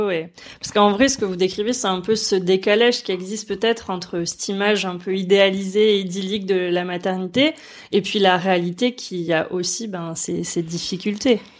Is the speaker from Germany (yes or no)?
no; Lourdes, Occitania, France; Je viens de Lourdes, alors.